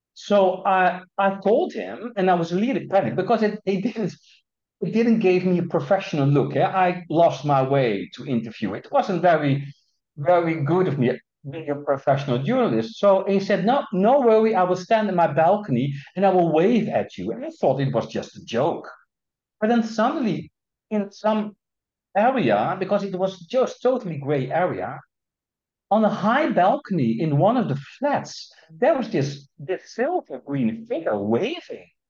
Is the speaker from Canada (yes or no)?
no; Netherlands; I'm Dutch, yeah? So I come and still am from the Netherlands